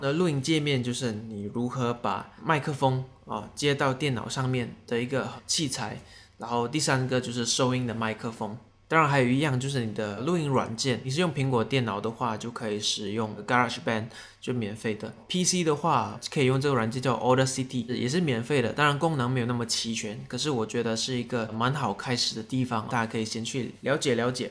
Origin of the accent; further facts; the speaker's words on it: Tainan, Taiwan; 我的家乡叫丹南